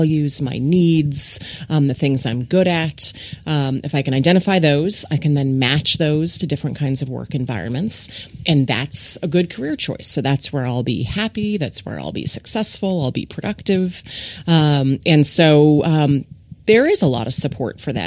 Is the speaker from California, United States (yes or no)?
no; Ohio, United States; moved away as an adult; now in Texas, United States; So I grew up in Ohio in the Midwest